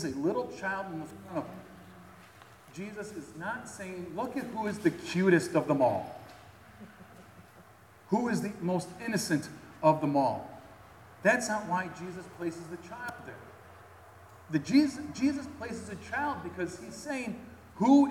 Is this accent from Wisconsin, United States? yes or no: no; Chicago, Illinois, United States; my hometown area, Chicago